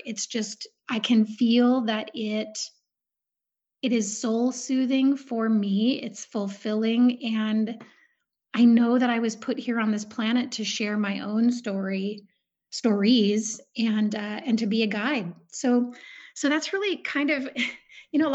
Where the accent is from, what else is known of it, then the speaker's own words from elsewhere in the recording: Southeast Alaska, United States; I grew up in Southeast Alaska